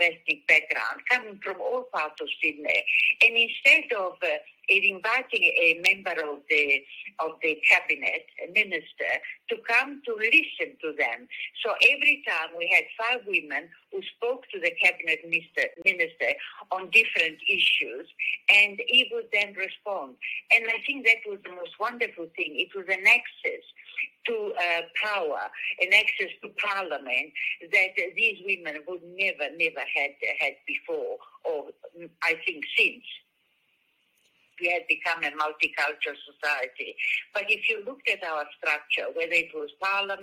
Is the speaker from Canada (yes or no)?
no; Italy; moved away as an adult; now in Australia; we were going to Italy to see my family with my two little boys, and I decided I didn't want to travel in an Italian passport